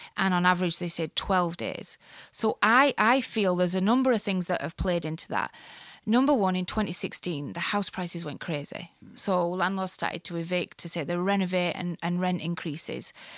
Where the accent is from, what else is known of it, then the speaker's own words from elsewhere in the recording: Ireland; moved away as an adult; now in Canada; I grew up in the Catholic part of Ireland